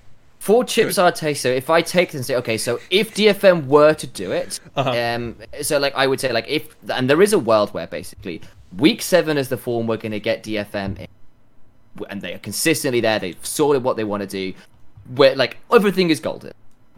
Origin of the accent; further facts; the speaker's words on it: United Kingdom; Yeah, we're British here, so it's going to be actual chips.